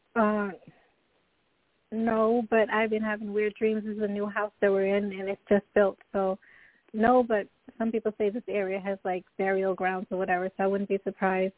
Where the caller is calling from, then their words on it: Florida, United States; I'm calling from Florida.